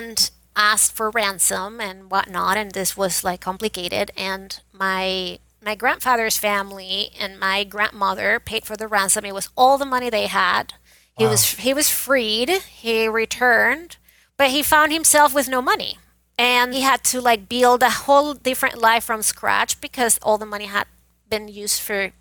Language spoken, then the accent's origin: English; Venezuela; moved away as an adult; now in United States; I was born and raised in Venezuela